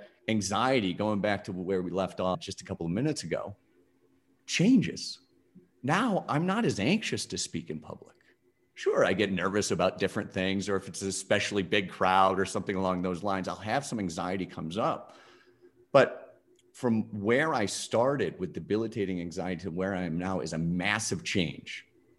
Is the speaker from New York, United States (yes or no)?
yes; Skaneateles, New York, United States; Outside Syracuse, a town called Skinny Atlas.